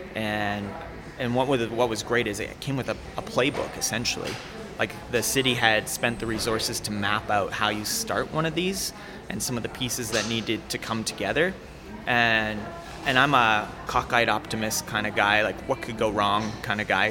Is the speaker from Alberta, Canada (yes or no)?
yes; Calgary, Alberta, Canada; I grew up in North Calgary and seldom came south